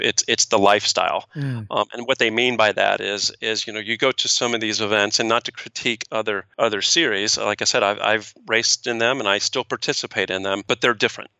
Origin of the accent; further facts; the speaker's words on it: East Coast, United States; I'm an East Coast guy